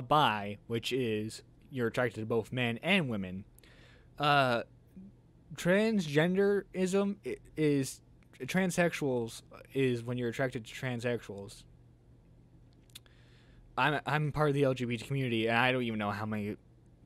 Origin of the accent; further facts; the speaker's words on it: United States; I'm American